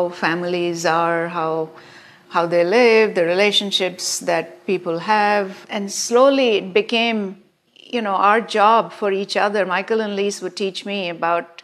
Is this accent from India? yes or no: yes; India; moved away as an adult; now in United States; growing up in India